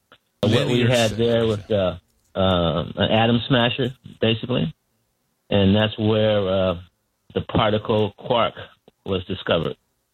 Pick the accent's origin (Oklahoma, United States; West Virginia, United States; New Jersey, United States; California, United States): California, United States; Pasadena; moved away as an adult; also born or lived in Berkeley / Silicon Valley; I was born and raised in Pasadena. Was born to an activist family in Pasadena that had been involved in NAACP